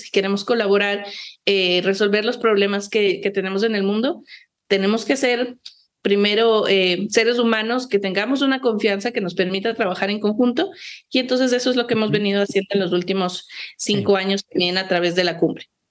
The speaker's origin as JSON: {"language": "Spanish", "country": "Ecuador", "said": "quienes habitamos el país"}